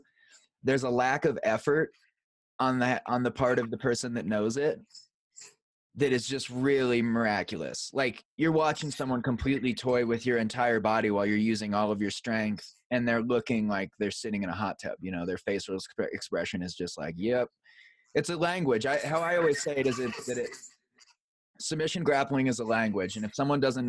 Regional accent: Iowa, United States; I grew up in Iowa

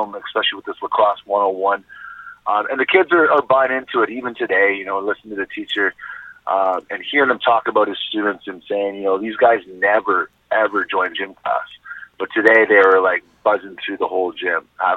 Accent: Toronto, Ontario, Canada; moved away; also born or lived in Regina; me growing up in Toronto, it's a pretty big city

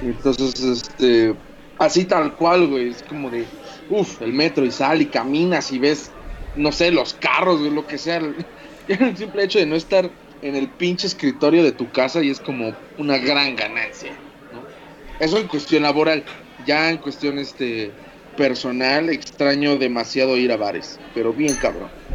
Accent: Mexico; como somos los mexicanos

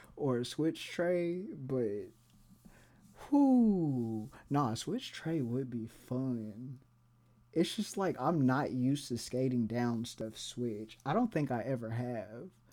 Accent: Tulsa, Oklahoma, United States; I grew up in Tulsa

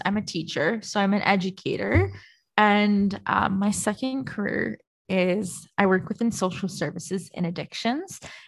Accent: Ontario, Canada; moved away as an adult; now in Calgary, Canada; I'm from Ontario, a small town, industrial town in Ontario.

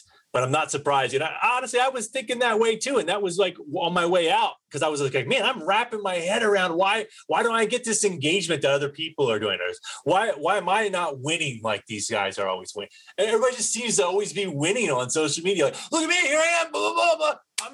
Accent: East Coast, New Jersey, United States; accent: East Coast; moved away; my East Coast accent

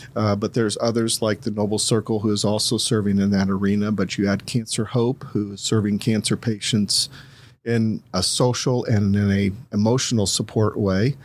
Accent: Columbus, Ohio, United States; also born or lived in Greene County, Ohio; I'm originally from Columbus, um, spent my first eighteen years there

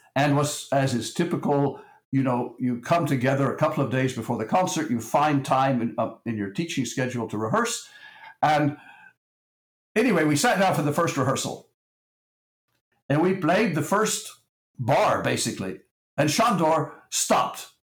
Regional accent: Texas, United States; I'm from Texas

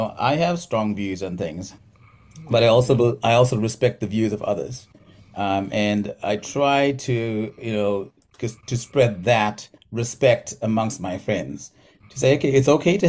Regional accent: South Africa; moved away as an adult; also born or lived in West Michigan; now in Michigan, United States; I grew up in South Africa where Afrikaans, which is a South African language, is 80% Dutch

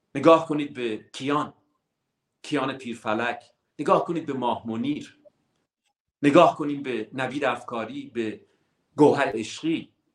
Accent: Iran; moved away; ما ایرانی هستیم

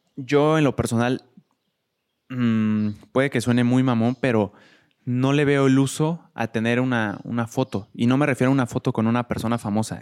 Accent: Querétaro, Mexico; yo crecí toda mi vida en Querétaro

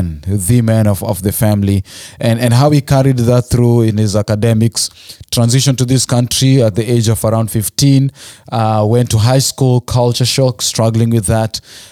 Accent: Nakuru, Nakuru County, Kenya; You know, so I was born and raised in Nakuru.

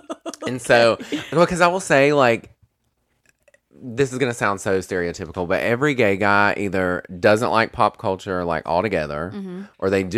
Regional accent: North Carolina, United States; We're from North Carolina, honey.

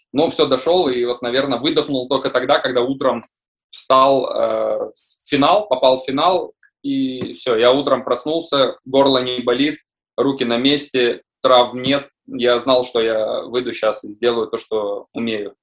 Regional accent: Visaginas, Utena County, Lithuania; also born or lived in Russia; хоть я и родился в России, но я считаю, себя считаю э, литовцем

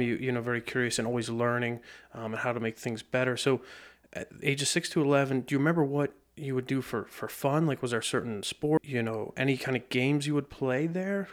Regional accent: Lebanon County, Pennsylvania, United States; being born and raised in Lebanon County

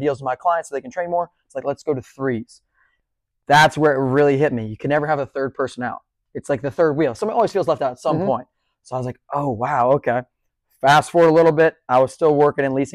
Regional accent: Bethany Beach, Delaware, United States; now in Charleston, United States; I grew up in Bethany Beach, Delaware.

